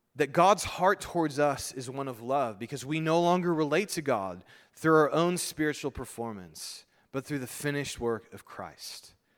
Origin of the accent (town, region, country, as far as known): United States